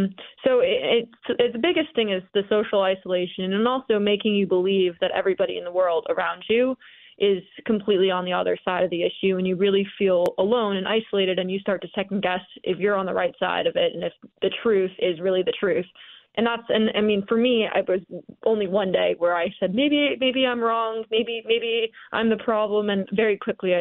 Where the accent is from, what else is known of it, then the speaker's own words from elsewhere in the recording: the North, United States; moved away; I'm from the North originally